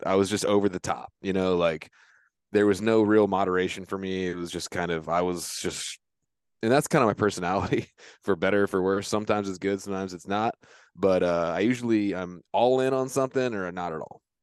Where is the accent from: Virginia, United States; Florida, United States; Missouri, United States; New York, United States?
Virginia, United States; Virginia Beach; moved away as an adult; now in Centreville, United States; I grew up in Virginia Beach, Virginia. Now I live in Centerville, which is up near Washington, D C.